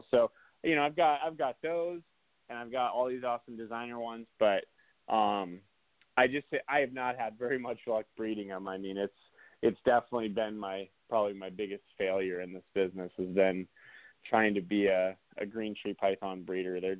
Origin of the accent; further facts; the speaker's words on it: South Dakota, United States; I grew up in the Black Hills of South Dakota